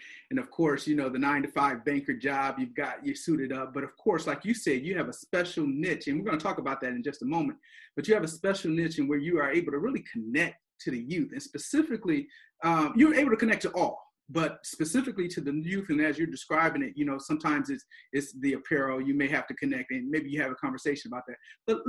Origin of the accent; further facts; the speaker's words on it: Flint, Michigan, United States; And so here on today on Behind the Grind, I decided to go back to my hometown. And I wanted to interview a guy, probably Flint's best kept secret is what I would like to describe him as.